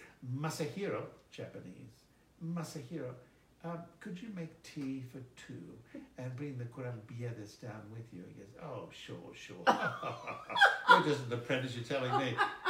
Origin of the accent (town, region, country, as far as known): Greece; now in United States